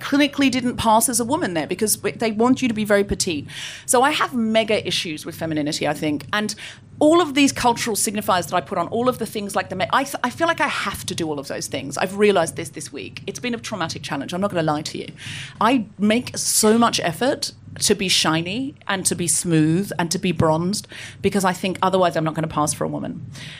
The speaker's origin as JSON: {"language": "English", "town": "Gold Coast", "region": "Queensland", "country": "Australia", "tie": "born or raised there", "said": "I grew up on the Gold Coast. I know I don't sound especially Australian, but I read a lot of Enid Blyton as a child and I picked up the accent from the books."}